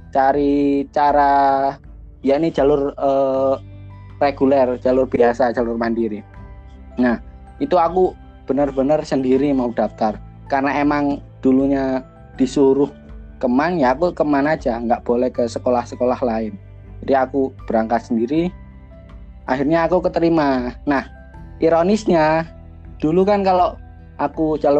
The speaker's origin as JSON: {"language": "Indonesian", "town": "Banyuwangi", "region": "East Java", "country": "Indonesia", "said": "Saya asli orang Banyuwangi yang saat ini kuliah di Surabaya."}